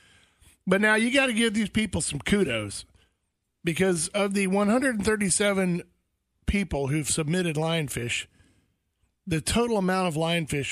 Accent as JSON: {"language": "English", "region": "Florida", "country": "United States", "tie": "born or raised there", "said": "I grew up in Florida"}